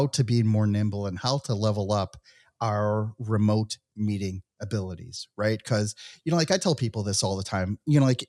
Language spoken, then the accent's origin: English; United States; moved away as an adult; also born or lived in Mexico / Israel; I was born and raised in the United States